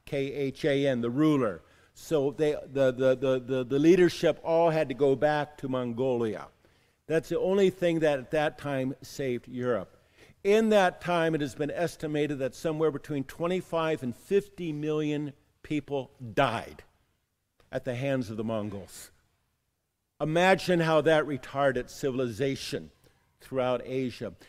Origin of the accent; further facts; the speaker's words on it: San Diego, California, United States; moved away; Growing up in San Diego, California